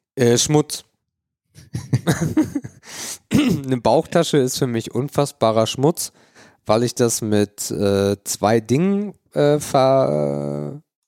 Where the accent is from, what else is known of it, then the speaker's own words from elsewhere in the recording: near Elmshorn, Schleswig-Holstein, Germany; als ich in Emshorn als Kind war. Emshorn ist die nächstgrößere Stadt, wo ich herkomme